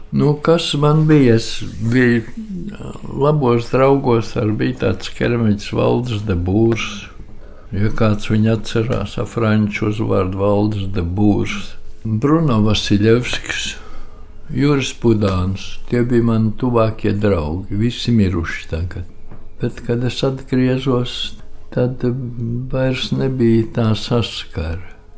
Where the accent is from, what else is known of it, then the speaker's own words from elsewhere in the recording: Riga, Latvia; moved away as an adult; tā ir mana dzimtene